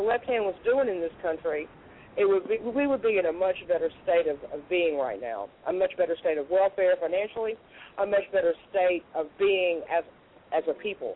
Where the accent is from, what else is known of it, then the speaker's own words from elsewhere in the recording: United States; I'm an American, and I was born and raised in America